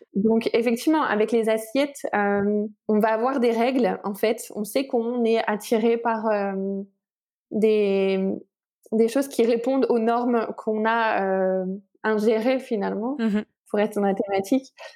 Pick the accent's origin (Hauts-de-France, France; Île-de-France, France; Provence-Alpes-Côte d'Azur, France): Hauts-de-France, France; Lille; moved away as an adult; also born or lived in Lyon, France; now in Barcelona, Spain; je suis d'origine lilloise. J'ai été lyonnaise d'adoption